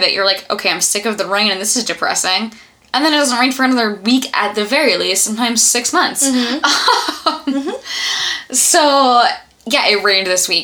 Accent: East Coast, United States; now in Los Angeles, United States; I grew up on the East Coast

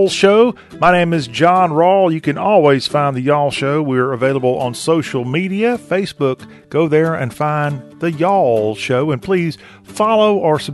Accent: South Carolina, United States; the home that I grew up in South Carolina

